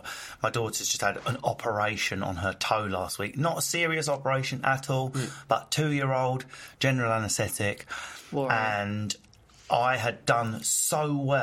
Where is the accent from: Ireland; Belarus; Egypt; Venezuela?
Egypt; It was when I changed plane in Lahore, just to visit family, even though I'm from Egypt.